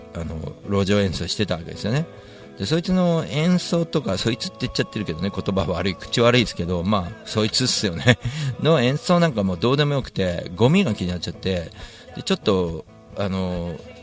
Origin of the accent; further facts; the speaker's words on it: Tokyo, Japan; 地元大森